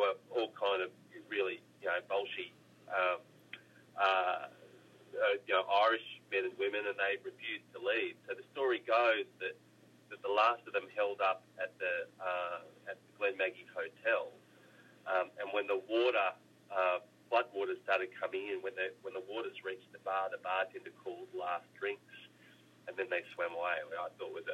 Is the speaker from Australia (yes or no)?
yes; Australia; grow up as an Australian